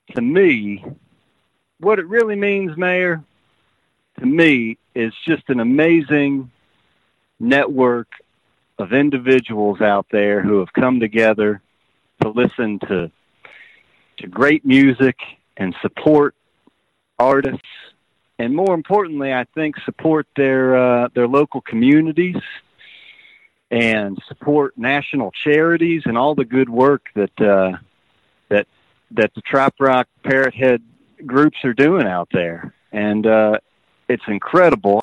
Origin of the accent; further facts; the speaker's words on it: Ohio, United States; I was from Ohio